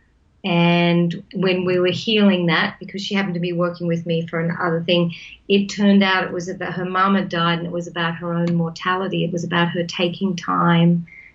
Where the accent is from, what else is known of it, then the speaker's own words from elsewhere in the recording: New South Wales, Australia; I grew up in New South Wales, Australia, as a country girl on a farm